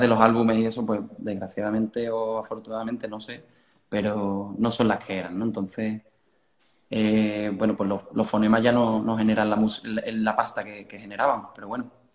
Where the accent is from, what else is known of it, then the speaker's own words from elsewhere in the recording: Cádiz, Andalusia, Spain; also born or lived in Italy; yo nací aquí en Cádiz